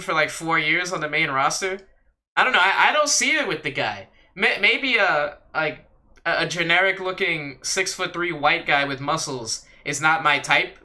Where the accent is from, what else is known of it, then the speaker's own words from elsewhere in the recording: United States; as an American